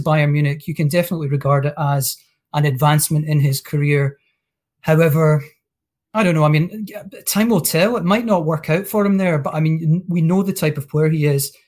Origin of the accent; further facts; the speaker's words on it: Scotland, United Kingdom; as a Scot